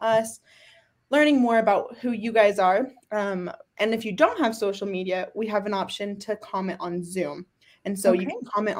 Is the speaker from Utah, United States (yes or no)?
yes; Logan, Utah, United States; also born or lived in Australia; I was raised in Logan.